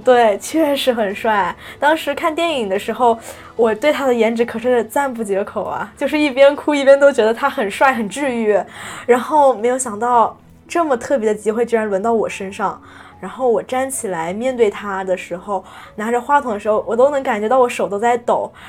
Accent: China; moved away as an adult; now in Taiwan; 我是来自中国大陆的学生，我是来交换的

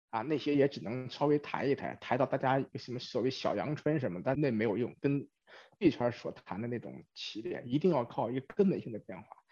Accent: China; moved away as an adult; now in Silicon Valley, United States; 我是在中国出生，中国长大，在中国上了大学，然后 工作几年才出国，虽然已经出国了差不多二十年，但是对中国还是比较了解

